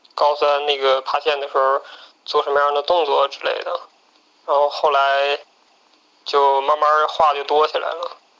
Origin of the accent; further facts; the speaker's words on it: Northeast China, China; now in Beijing, China; 我是东北人